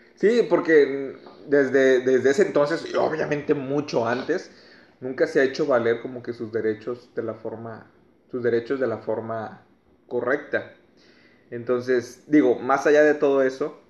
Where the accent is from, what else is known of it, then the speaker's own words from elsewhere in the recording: Mexico; como mexicanos